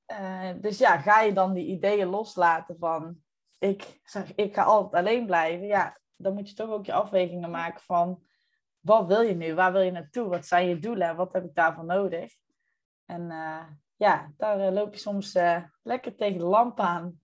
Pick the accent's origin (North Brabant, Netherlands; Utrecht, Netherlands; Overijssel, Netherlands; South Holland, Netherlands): North Brabant, Netherlands; trotse Brabander, maar eh, niet altijd in Brabant te vinden